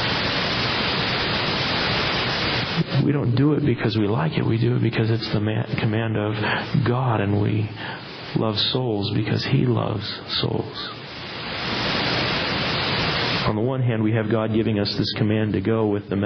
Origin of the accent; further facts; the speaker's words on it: United States; as American Christians